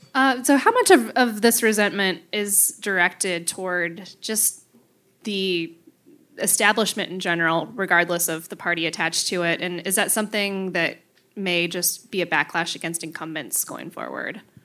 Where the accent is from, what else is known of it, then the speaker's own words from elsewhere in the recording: Marinette, Wisconsin, United States; I grew up in Marinette.